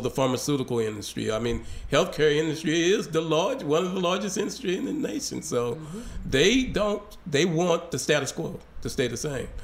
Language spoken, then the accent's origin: English; Hope, Arkansas, United States; my hometown down in down in Hope